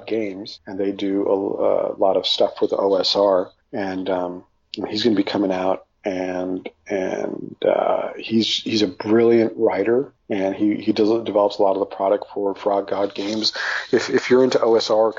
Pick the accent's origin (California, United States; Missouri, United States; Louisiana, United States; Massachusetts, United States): California, United States; Los Angeles; I grew up in Hollywood, like around all this stuff